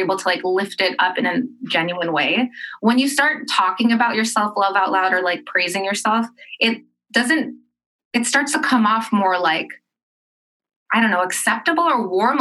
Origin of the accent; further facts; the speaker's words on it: Los Angeles, California, United States; I grew up in California, in Southern California, and my school was about, and I grew up in Los Angeles